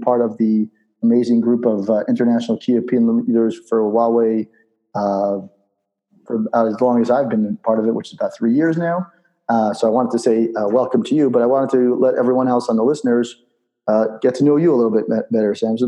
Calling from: Israel; I'm calling from Israel

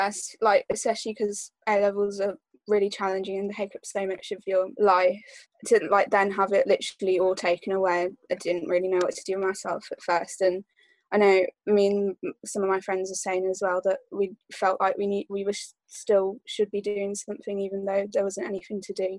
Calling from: Stourbridge, West Midlands, United Kingdom; And I am Zooming from Stourbridge.

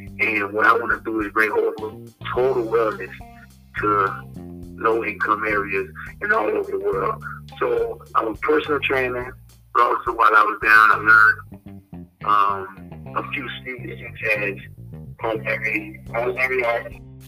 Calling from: Pompano Beach, Florida, United States; American. I'm calling from Pompano Beach, Florida.

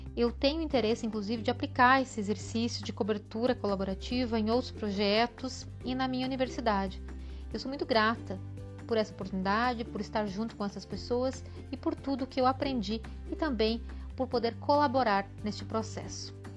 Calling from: Lages, Santa Catarina, Brazil; eu falo de Laje, Santa Catarina

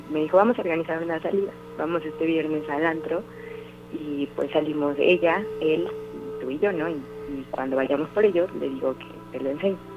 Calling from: Orizaba, Veracruz, Mexico; De Orizaba.

